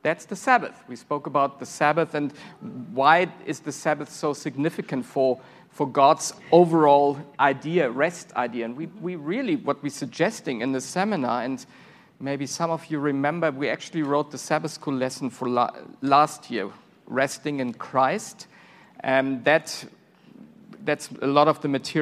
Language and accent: English; Germany; English is a second language; now in Silver Spring, Maryland, United States; I'm from Germany originally.